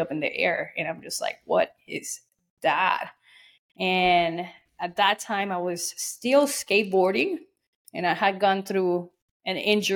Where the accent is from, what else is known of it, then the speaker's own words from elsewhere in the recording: Puerto Rico; I am an island girl. I was born and raised in Puerto Rico.